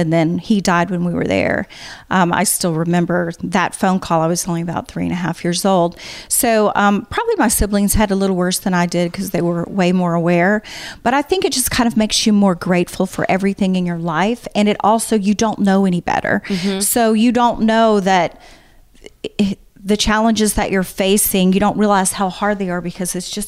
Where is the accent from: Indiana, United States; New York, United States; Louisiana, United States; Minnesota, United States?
Louisiana, United States; Baton Rouge; moved away; I was born and raised in Baton Rouge, Louisiana